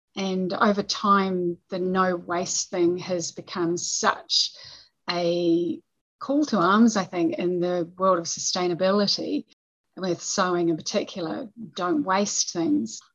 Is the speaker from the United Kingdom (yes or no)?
no; New Zealand; we're we're not a big country